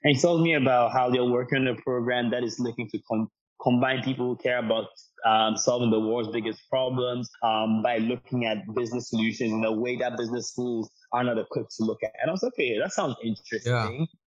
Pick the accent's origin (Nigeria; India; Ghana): Ghana; moved away as an adult; also born or lived in United States; I'm born and raised in Ghana, just for context to your listeners. So born and raised in Ghana, about 18 years old, I decided I wanted to move to the States